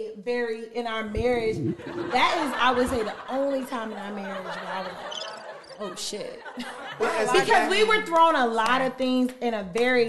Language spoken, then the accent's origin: English; Richmond, Virginia, United States; I'm from Richmond.